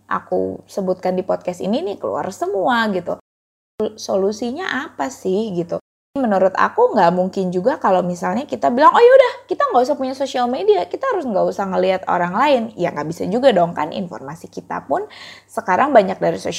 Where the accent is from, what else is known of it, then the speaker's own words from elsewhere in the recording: Bekasi, West Java, Indonesia; sebagai orang Bekasi yang merasakan banget kayak kalau mau pergi kemana-mana itu jauh